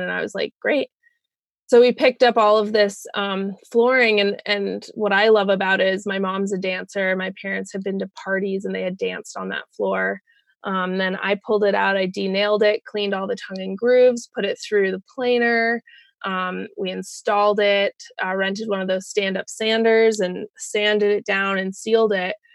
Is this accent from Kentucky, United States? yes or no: no; Colorado, United States; moved away as an adult; also born or lived in Bellingham, Washington; I am from Colorado, um, but I was living in Bellingham, Washington